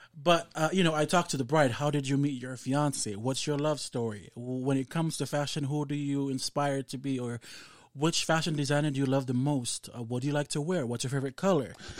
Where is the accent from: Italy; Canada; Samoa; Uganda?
Samoa; growing up in Samoa